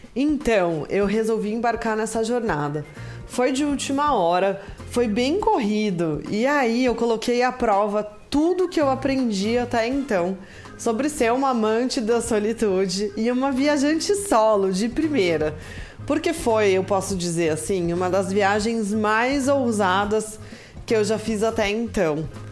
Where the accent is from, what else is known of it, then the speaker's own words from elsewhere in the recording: Brazil; como bom brasileiro